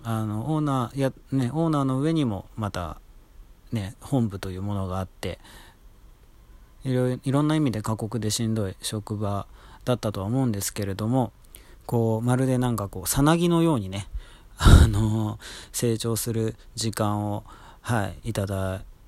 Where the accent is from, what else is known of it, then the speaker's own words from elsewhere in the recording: Tokyo, Japan; moved away as an adult; also born or lived in Nagoya, Aichi; 僕、東京生まれ東京育ちなんですけれども